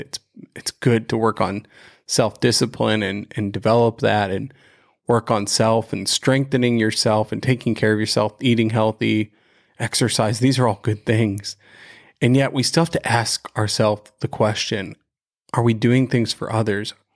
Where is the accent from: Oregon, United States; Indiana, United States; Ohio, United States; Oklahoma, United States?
Ohio, United States; right outside of Cleveland; we grew up right outside of Cleveland